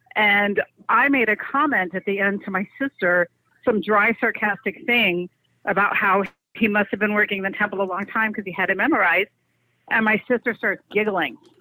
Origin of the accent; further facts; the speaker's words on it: New York, United States; I'm from New York.